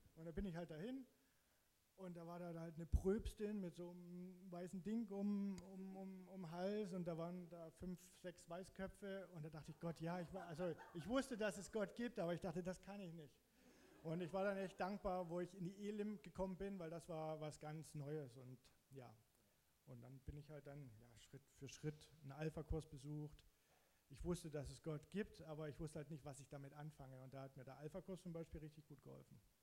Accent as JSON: {"language": "German", "area": "Zittau-Görlitz area", "region": "Saxony", "country": "Germany", "moved": "as an adult", "lives_now": "Hamburg, Germany", "said": "ich komme halt aus der Ecke Zittau-Görlitz"}